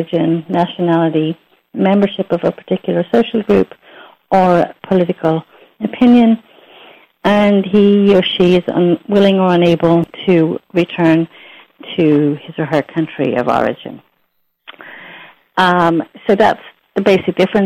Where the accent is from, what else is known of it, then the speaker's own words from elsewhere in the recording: Ireland; moved away as an adult; also born or lived in United States; I was an immigrant to the United States myself. I'm Irish. Then I immigrated to the U.S.